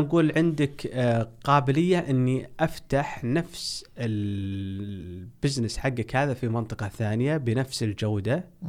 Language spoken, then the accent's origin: Arabic; Saudi Arabia; احنا عندنا في السعودية